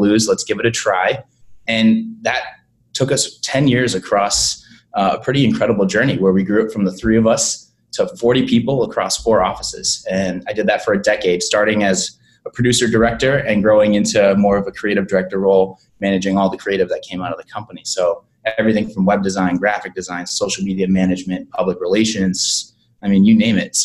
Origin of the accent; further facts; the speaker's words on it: Boston, Massachusetts, United States; moved away as an adult; also born or lived in Los Angeles; now in Savannah, United States; I'm an East Coast guy. I'm from Boston